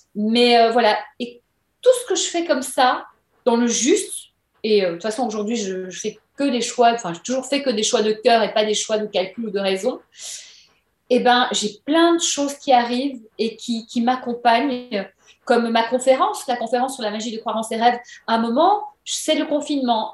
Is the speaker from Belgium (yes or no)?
yes; Belgium; moved away as an adult; now in Paris, France; venant de Belgique.